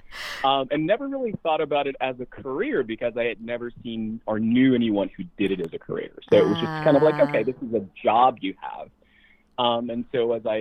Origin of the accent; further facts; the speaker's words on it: Midwest, United States; moved away; also born or lived in West Coast; growing up in the Midwest and all of a sudden being in the West Coast